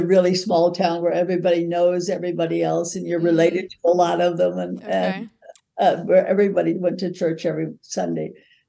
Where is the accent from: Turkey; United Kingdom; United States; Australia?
United States; Kansas; And I was raised in Kansas, Bible Belt